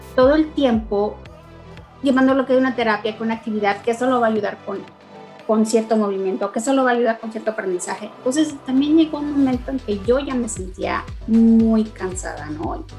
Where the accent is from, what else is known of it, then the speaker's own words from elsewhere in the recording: Mexico; moved away as an adult; also born or lived in Tennessee, United States; now in Dallas, United States; Yo soy mexicana, vivo en Estados Unidos desde hace 14 años.